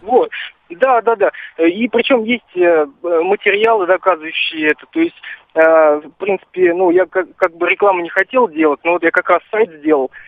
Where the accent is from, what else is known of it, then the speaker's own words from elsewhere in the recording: Gus-Khrustalny, Vladimir Oblast, Russia; в городе, допустим, Гусь-Хрустальный, ну, мой родной город, в котором живу